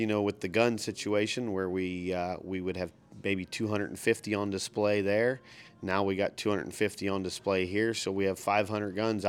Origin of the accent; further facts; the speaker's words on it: Batesville, Indiana, United States; also born or lived in Oldenburg, Indiana; I was born right here in Batesville, and went to grade school at the Oldenburg School. I lived in Oldenburg, so I went to the school there in Oldenburg to the fifth grade, and then Batesville Middle School and Batesville High School is where I graduated from.